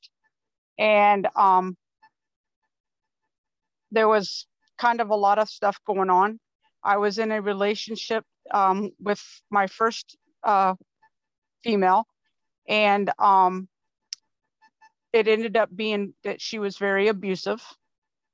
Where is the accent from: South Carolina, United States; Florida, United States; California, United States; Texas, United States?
Florida, United States; now in Wisconsin, United States; I'm originally from Florida, and my family's from Georgia.